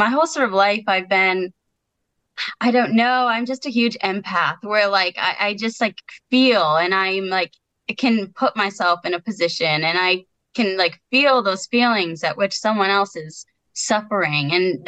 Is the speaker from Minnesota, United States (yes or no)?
no; Connecticut, United States; born or raised there